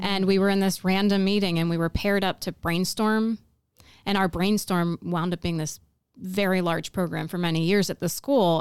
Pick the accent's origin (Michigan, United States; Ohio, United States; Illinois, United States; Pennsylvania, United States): Pennsylvania, United States; moved away as an adult; also born or lived in New York / North Carolina; I grew up in Pennsylvania